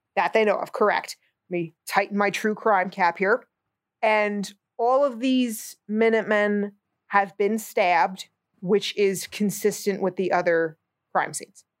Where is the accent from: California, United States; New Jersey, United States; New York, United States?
New Jersey, United States; I'm a moron from New Jersey